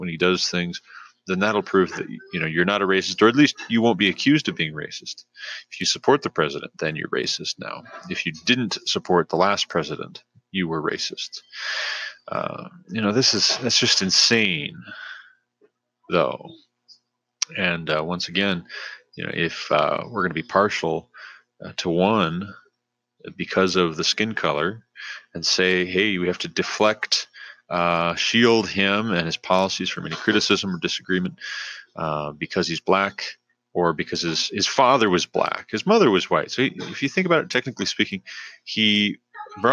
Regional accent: United States; if this is the country that we're from now, and our parents were from here, and our grandparents, et cetera, then we're just Americans.

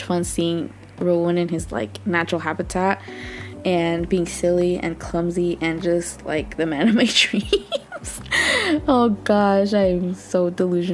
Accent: California, United States; I'm from California

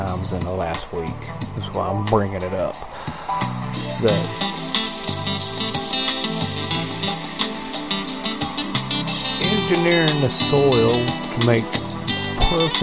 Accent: West Virginia, United States; I grew up in West by God, Virginia, so I am familiar with roaming around in the woods

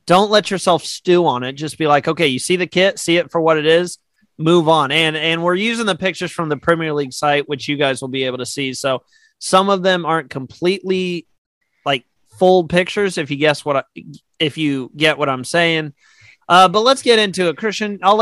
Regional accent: United States; I am American

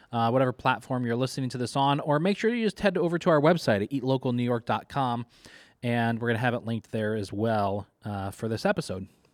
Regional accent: Kentucky, United States; now in Syracuse, United States; I, I grew up in Kentucky, uh, for most of my life

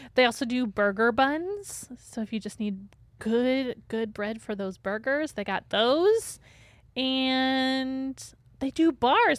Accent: St. Joseph, Michigan, United States; Saint Joe, my hometown that I grew up in.

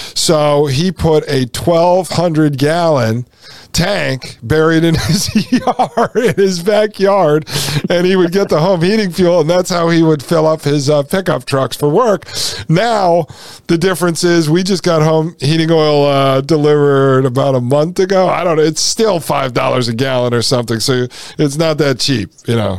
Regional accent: Connecticut, United States; when I grew up in Connecticut

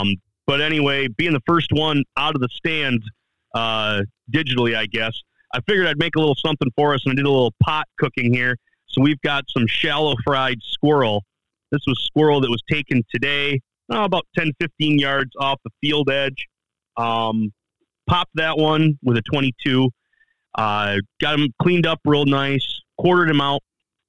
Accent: Michigan, United States; I'm from the Midwest, and I'm still a Michigan boy who's just kind of wet behind the ears getting out places. So I've had a lot of Michigan delight stuff.

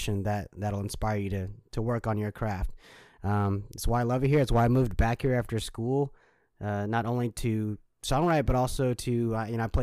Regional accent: Nashville, Tennessee, United States; We did both records here in Nashville, my hometown

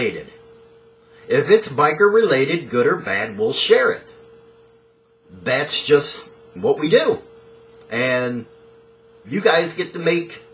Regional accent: Chicago, Illinois, United States; I'm from Chicago

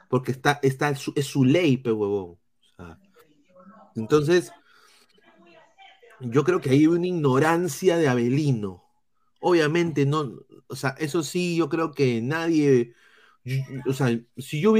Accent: Peru; A ver, pero si nosotros hiciéramos lo mismo con uno del plantel rival, la sanción se haría igual siendo nosotros peruanos.

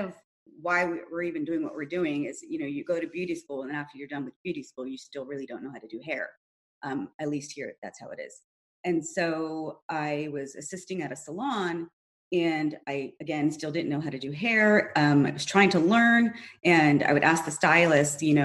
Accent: Los Angeles, California, United States; I'm from L.A., native L.A.

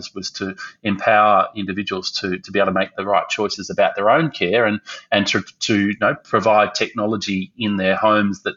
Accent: Melbourne, Victoria, Australia; also born or lived in Brisbane; as a kid growing up in Melbourne

